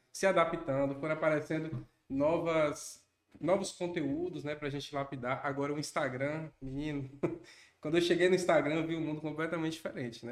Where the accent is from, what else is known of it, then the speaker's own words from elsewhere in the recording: Conceição do Coité, Bahia, Brazil; now in Barreiras, Brazil; Eu sou natural de Conceição do Coité, né? Fica próximo de Feira de Santana, de Serrinha